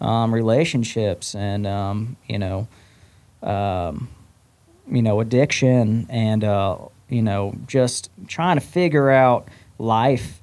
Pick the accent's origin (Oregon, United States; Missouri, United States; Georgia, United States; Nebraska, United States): Nebraska, United States; Omaha; now in Nashville, United States; born and raised in Omaha, Nebraska